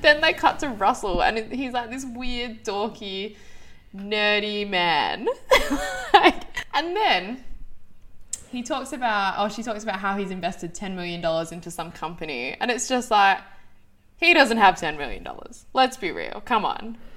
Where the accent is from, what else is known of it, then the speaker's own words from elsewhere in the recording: Australia; as an Australian